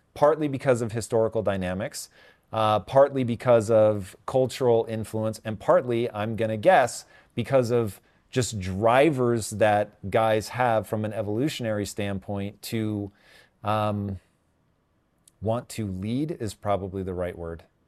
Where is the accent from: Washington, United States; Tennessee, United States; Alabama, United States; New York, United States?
Washington, United States; Tacoma; growing up in Tacoma, Washington